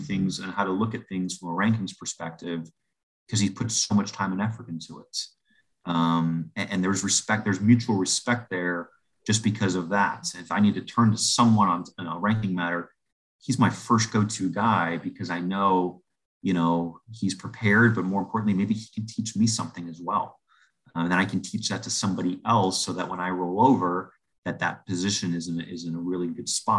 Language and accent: English; Miami, Florida, United States; moved away; I am from Miami, Florida